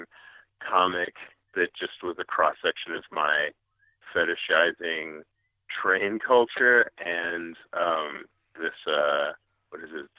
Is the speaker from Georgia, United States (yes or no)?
no; Western Massachusetts, United States; moved away as an adult; where I grew up in Western Massachusetts